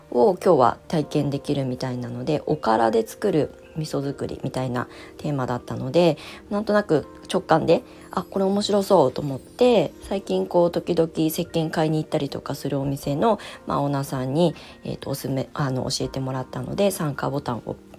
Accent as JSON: {"language": "Japanese", "region": "Ibaraki", "country": "Japan", "tie": "born or raised there", "said": "私は茨城県の出身で子供の時はまあ祖父母えーと、私は結構大家族"}